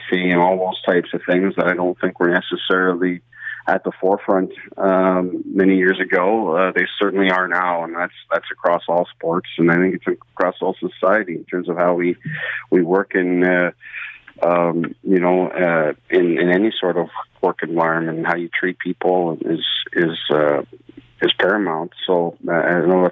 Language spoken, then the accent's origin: English; Brampton, Ontario, Canada; I grew up in Brampton, Ontario myself